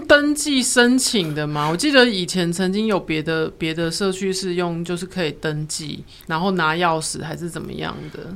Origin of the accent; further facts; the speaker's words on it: Taiwan; 我都长得很像日本人，又会讲日文，嗯。所以别人不会发现我是台湾人